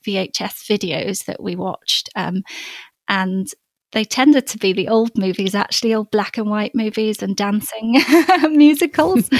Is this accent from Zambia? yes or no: yes; Copperbelt Province, Zambia; we had a grove of um, avocado and mango trees in our garden growing up um, oh. in in Zambia in the copper belt. I was born up in the African bush in a little village. Um, but we moved when I was five